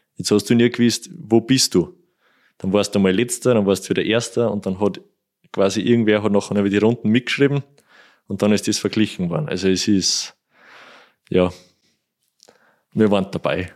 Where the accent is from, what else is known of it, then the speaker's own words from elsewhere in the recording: Kuchl, Salzburg, Austria; Kuchel durch, das ist mein Heimatort, also da kenne ich jeden, jedes Schlagloch